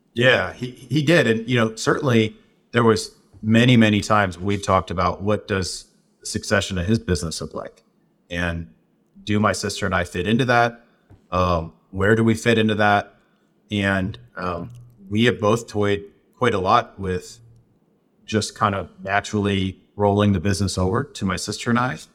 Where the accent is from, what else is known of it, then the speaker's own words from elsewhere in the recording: Southwest, United States; where I grew up in the Southwest